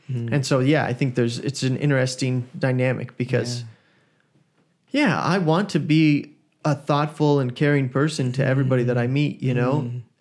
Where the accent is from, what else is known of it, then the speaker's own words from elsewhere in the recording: Sydney, New South Wales, Australia; I grew up in Sydney, yes.